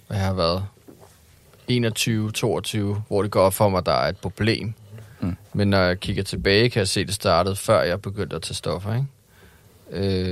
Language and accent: Danish; Hellerup, Capital Region of Denmark, Denmark; also born or lived in Christianshavn, Copenhagen; Jeg voksede op i øh, mest øh, Hellerup og Christianshavn. Men mest Hellerup